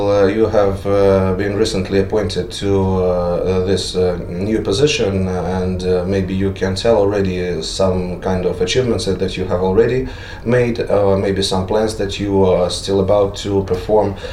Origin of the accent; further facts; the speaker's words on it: Greece; Так я приехал из Греции, я вижу, насколько это открытые люди